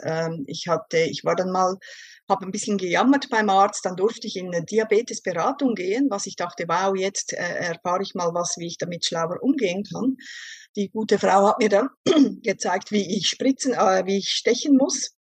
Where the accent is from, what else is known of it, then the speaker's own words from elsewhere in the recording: Switzerland; Ich komme aus der Schweiz und ich arbeite als Berufsschullehrerin an einer Berufsschule hier in der Schweiz